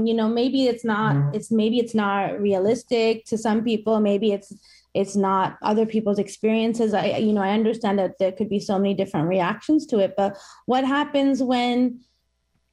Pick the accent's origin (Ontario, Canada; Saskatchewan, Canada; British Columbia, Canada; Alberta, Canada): Ontario, Canada; Toronto; my hometown